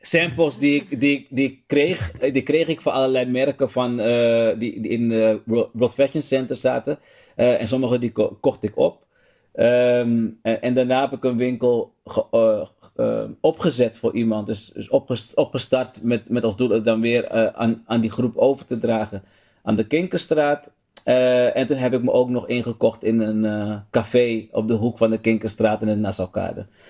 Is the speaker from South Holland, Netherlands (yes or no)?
no; Amsterdam, North Holland, Netherlands; Ik ben opgegroeid in Amsterdam Zuidoost. Um, Holendrecht om precies te zijn.